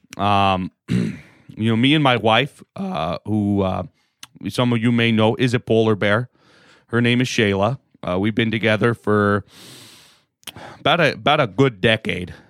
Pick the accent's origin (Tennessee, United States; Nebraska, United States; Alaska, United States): Alaska, United States; I'm from Alaska